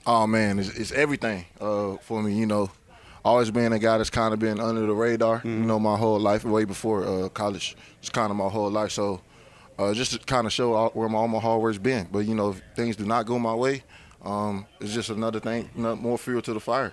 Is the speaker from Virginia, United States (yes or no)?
yes; Virginia, United States; moved away as an adult; also born or lived in Cincinnati; I'm from Virginia